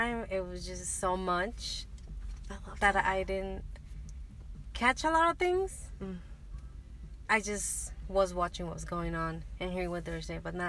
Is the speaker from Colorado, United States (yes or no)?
yes; Denver, Colorado, United States; we're from Denver, Colorado